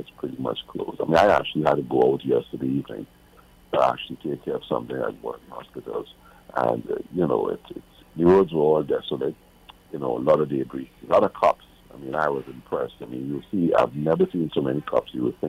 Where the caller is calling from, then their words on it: Orlando, Florida, United States; I'm calling from Orlando.